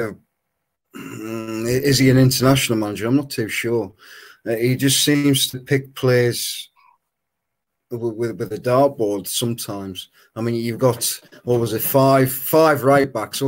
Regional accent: England, United Kingdom; obviously being English

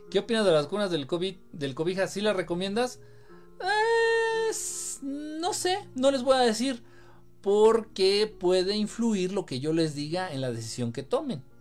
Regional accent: Sonora, Mexico; Oye, yo soy de Sonora, al ladito de Hermosillo. Hoy llegamos a 49 grados.

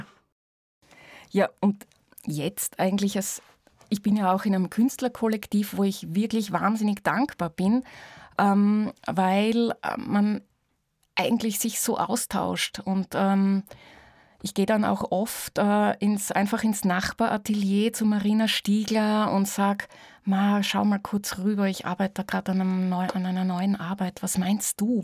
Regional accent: near Vorau, East Styria, Austria; ich bin ja in der Nähe von Vorau auch aufgewachsen

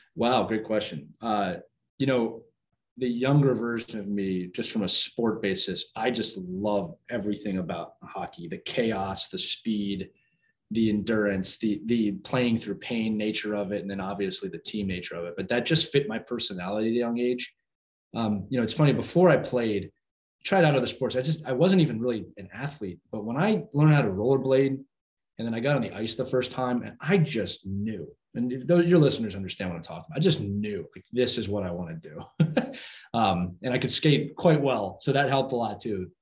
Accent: Philadelphia, Pennsylvania, United States; I was born and raised in Philadelphia

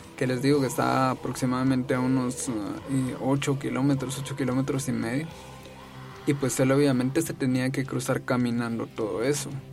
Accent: Jalapa, Guatemala; yo soy de Jalapa, de un municipio de Jalapa

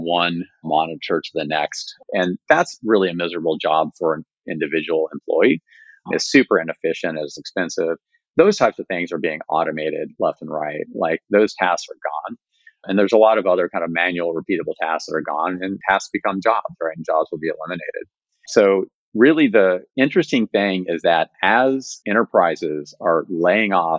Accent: West Virginia, United States; moved away; When I was growing up in West Virginia in the 80s, it was a pretty vibrant economy

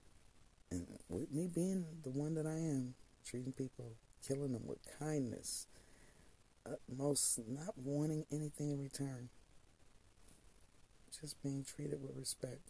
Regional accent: United States; I was born here in the United States

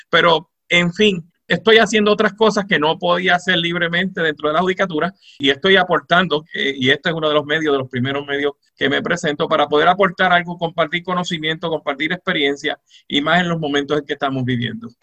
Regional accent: Moca, Puerto Rico; also born or lived in Mayagüez, Puerto Rico; soy mocano de pura cepa, eh, nací en Mayagüez, pero soy mocano de pura cepa

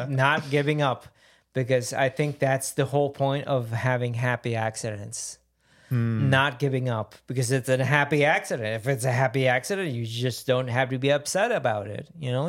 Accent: Puerto Rico; We're both from Puerto Rico.

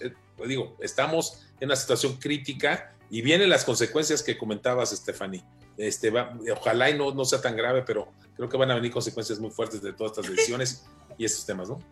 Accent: Mexico; como mexicano

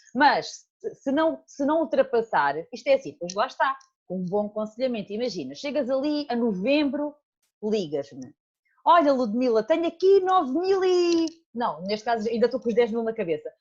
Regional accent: Alentejo, Portugal; moved away as an adult; also born or lived in Portalegre; now in Seixal, Portugal; saí do Alentejo, estou aqui há oito anos, talvez

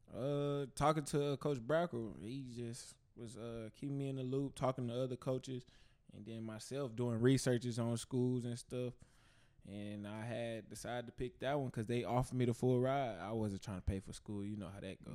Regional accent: Fort Worth, Texas, United States; I'm from Fort Worth, Texas. And, uh, I grew up over there by, uh, I grew up in the projects

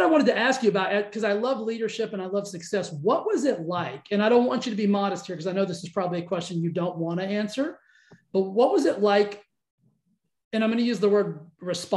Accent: Cisco, Texas, United States; I grew up in a tiny little town called Cisco. It's kind of between Abilene and Fort Worth, like right on I-20

